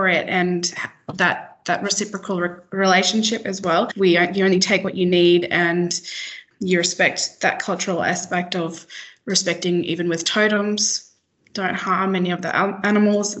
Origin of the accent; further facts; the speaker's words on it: Broome, Western Australia, Australia; I grew up and was born and raised in Broome, WA